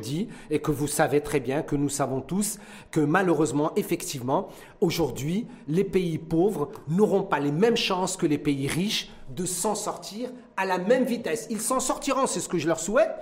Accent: Morocco; chez nous au Maroc

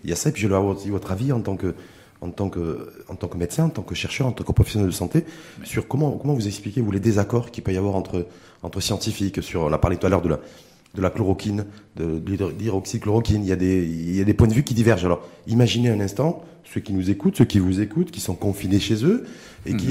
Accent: Morocco; chez nous au Maroc

